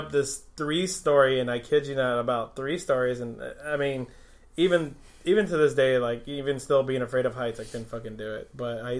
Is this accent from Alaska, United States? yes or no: yes; Fort Greely, Alaska, United States; going up with me and my brother and a couple of kids that we grew up with in Fort Greeley